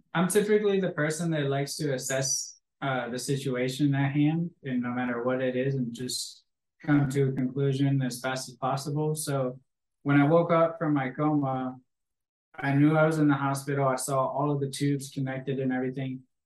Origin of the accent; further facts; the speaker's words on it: Green Bay, Wisconsin, United States; I grew up in Green Bay, Wisconsin, home of the Packers and the Cheeseheads